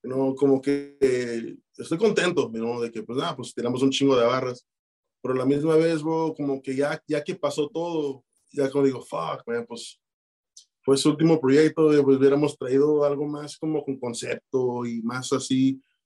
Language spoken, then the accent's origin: Spanish; Chicago, Illinois, United States; also born or lived in Tijuana, Mexico; nací en Tijuana, canal, este, pero sí me vine de bien morro para acá, canal. Y pues acá en Chicago fue, fue mis inicios de todo